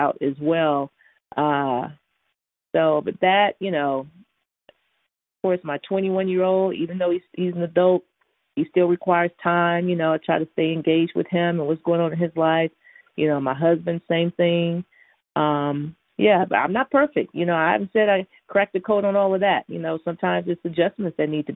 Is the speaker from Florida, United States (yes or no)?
no; Houston, Texas, United States; moved away; I'm from Houston, Texas originally, and so I'm the baby of eight